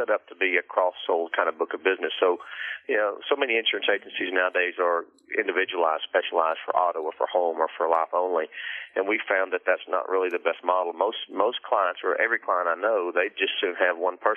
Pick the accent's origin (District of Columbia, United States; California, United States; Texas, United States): Texas, United States; Rockwall; Texas, right here. I'm in it. So again, I've born and raised here.